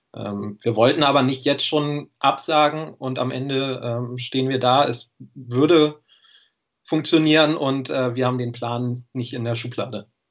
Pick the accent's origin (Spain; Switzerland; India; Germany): Germany; Göttingen, Lower Saxony; moved away as an adult; now in Jena, Germany; ich komme ursprünglich aus Göttingen, aber bin dann im, im Rahmen des Studiums nach Jena gekommen